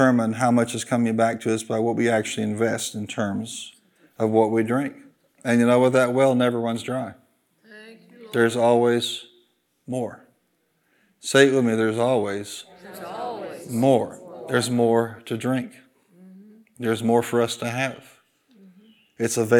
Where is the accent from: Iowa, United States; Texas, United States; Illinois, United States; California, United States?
Illinois, United States; I'm from Illinois